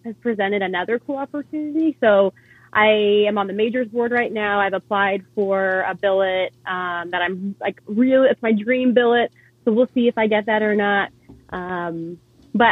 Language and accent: English; Benicia, California, United States; moved away as an adult; also born or lived in Annapolis, Maryland; now in San Diego, United States; I'm originally from the Bay Area, Northern California, born and raised in a little town called Benicia